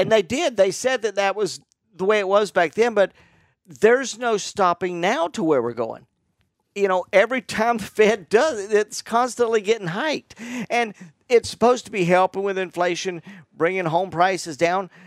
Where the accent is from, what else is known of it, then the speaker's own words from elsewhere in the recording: Florida, United States; I was born in Florida, born and raised in Florida